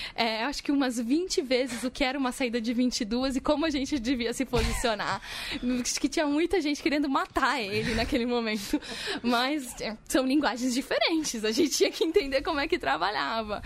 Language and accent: Portuguese; Bagé, Rio Grande do Sul, Brazil; also born or lived in Porto Alegre; saí de Bagé, do interior do Rio Grande do Sul, onde estudei todo